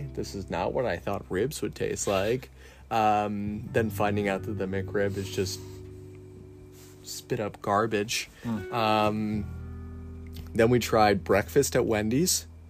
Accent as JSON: {"language": "English", "region": "Southern Pennsylvania", "country": "United States", "tie": "born or raised there", "said": "I'm from Southern Pennsylvania"}